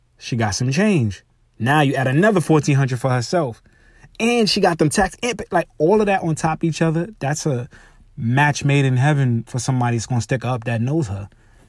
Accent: New York, United States; Because, you know, we're from New York.

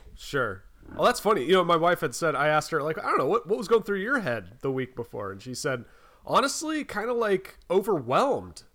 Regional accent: North Carolina, United States; I'm from North Carolina

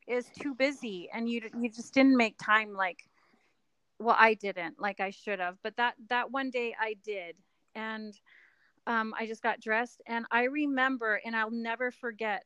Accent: Texas, United States; moved away as an adult; now in Utah, United States; I'm from Texas

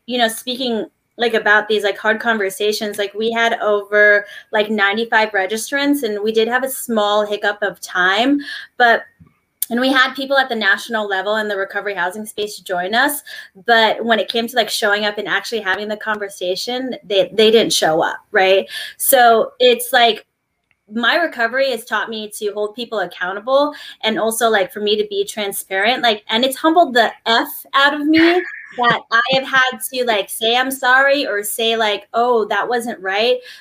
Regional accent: New Jersey, United States; I'm from Jersey

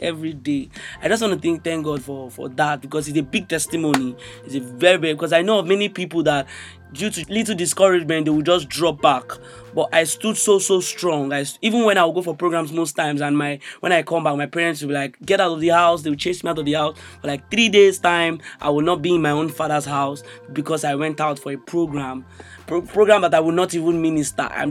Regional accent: Imo, Nigeria; from Imo State

